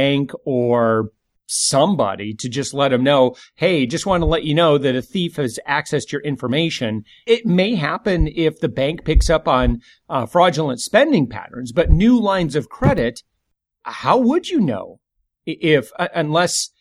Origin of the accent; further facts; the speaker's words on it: west side of Michigan, United States; moved away as an adult; now in Central Florida, United States; I'm from Michigan.